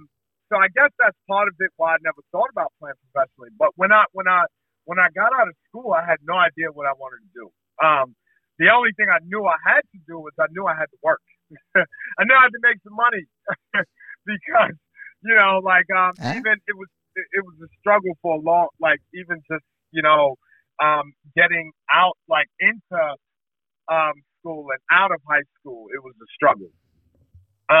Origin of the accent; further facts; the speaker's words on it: New York City, New York, United States; moved away; I'm originally from the U.S. So I come from Brooklyn, New York. Those are my stomping grounds